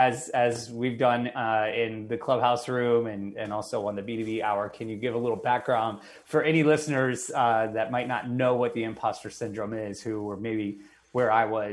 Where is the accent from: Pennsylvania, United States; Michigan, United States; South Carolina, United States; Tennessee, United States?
Tennessee, United States; Nashville; now in New York, United States; Today, we're going to zoom to my hometown, Nashville, Tennessee. That's right. You heard it right. Been in New York for over 20 years, but I'm a Nashville boy at heart.